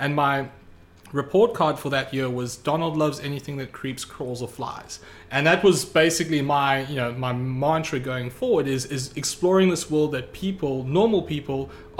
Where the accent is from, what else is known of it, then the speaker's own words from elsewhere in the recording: South Africa; now in United States; I grew up in South Africa